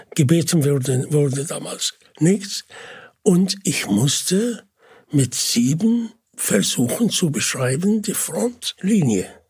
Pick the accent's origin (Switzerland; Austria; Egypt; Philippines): Egypt; Mansoura, Dakahlia; German is a second language; moved away; Und das ist die Stadt, wo ich geboren bin